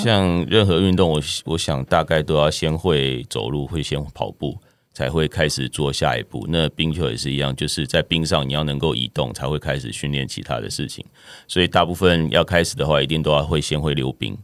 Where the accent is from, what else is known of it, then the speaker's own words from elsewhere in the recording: Taiwan; 在台湾是比较少见的这样